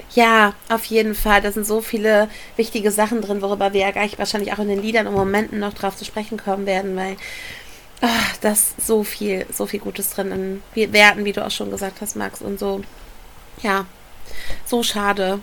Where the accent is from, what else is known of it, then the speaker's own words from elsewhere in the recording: Ruhr area, North Rhine-Westphalia, Germany; ich komme aus dem Pott